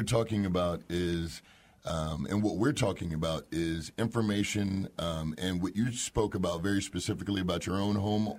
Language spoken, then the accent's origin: English; Altadena, California, United States; I grew up in Altadena, California.